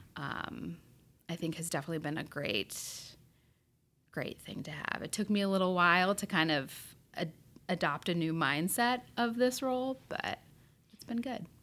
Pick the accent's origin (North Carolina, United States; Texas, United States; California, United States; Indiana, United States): Indiana, United States; Berne; growing up in Bern, Indiana was great